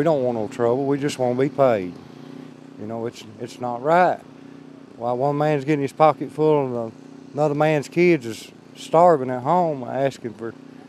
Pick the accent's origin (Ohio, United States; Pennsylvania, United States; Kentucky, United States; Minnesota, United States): Kentucky, United States; Leslie County; I'm from Leslie County.